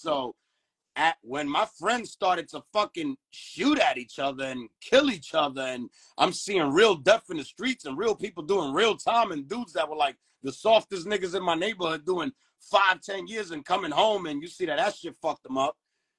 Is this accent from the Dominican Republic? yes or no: yes; Dominican Republic; You know, I come from the Caribbeans. I'm Dominican. So I've been there on New Year's in my aunt's house for years.